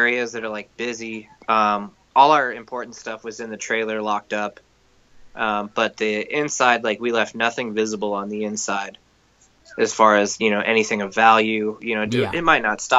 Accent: California, United States; my hometown

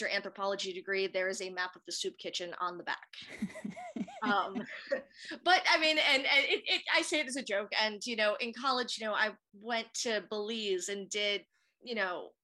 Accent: Rhode Island, United States; moved away as an adult; also born or lived in Savannah, Georgia; now in Atlanta, United States; I am a native of New England, I was born and raised in Rhode Island, the tiny state with very many cemeteries.

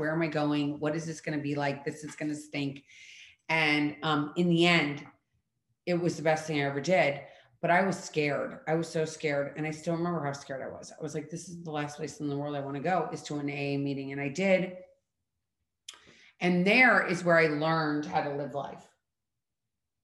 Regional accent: St. Louis, Missouri, United States; moved away as an adult; also born or lived in Colorado / Philadelphia / Washington, D.C.; now in Florida, United States; I was born in Colorado. I was raised in St. Louis, Missouri. And then at 18, I moved to Philadelphia

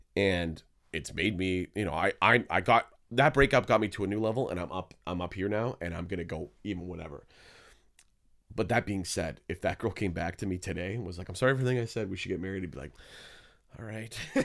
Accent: Hamilton, Ontario, Canada; I was born in Hamilton

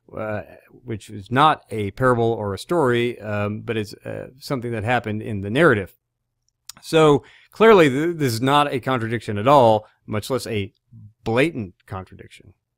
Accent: Arkansas, United States; I'm from Arkansas

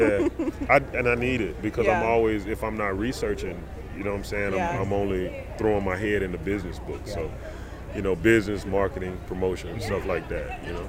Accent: Texas, United States; now in West Palm Beach, United States; I'm from Texas, but I live in West Palm Beach.

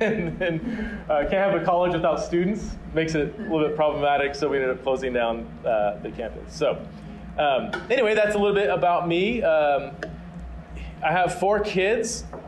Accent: Fresno, California, United States; also born or lived in Aberdeen, Scotland; now in Boise, United States; So I am originally from California, specifically the armpit of California, Fresno, California, big kind of farming community.

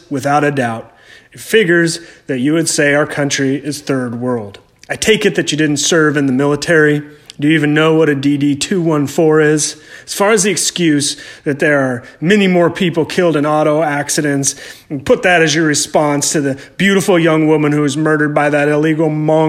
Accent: United States; I am an American.

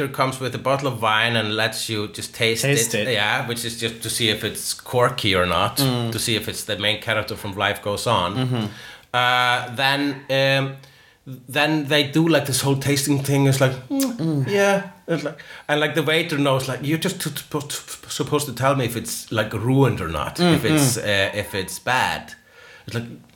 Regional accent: Iceland; I'm Icelandic.

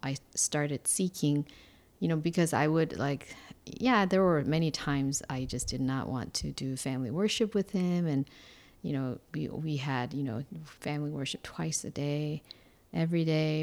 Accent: Seoul, South Korea; English is a second language; moved away as an adult; I was born in Korea, uh, Seoul, Korea, and I grew up there basically until I was freshman in college

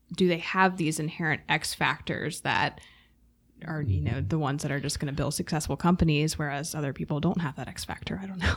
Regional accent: Durham, North Carolina, United States; also born or lived in Raleigh, United States; I was born and raised in Durham, went to school at U N C, have stayed in Raleigh.

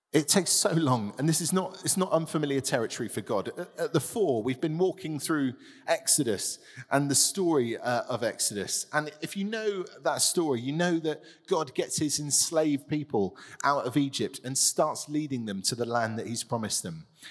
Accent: Tiverton, South West England, United Kingdom; I grew up in a, a market town, the other side of Devon

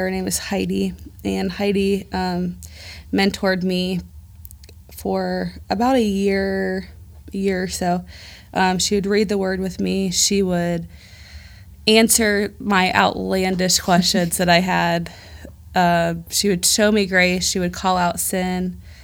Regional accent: Dayton, Ohio, United States; moved away as an adult; also born or lived in Chicago, Illinois; I am from Dayton. I, I say God brought me to Dayton upon birth

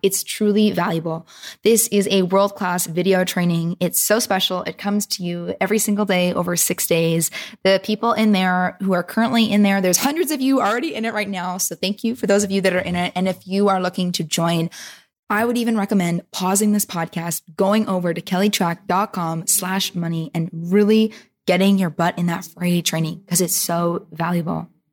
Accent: Vancouver, British Columbia, Canada; my hometown peeps.

